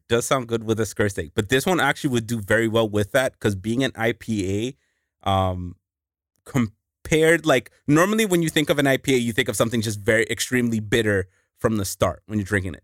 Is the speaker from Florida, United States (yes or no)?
no; New York, United States; moved away; I was born in New York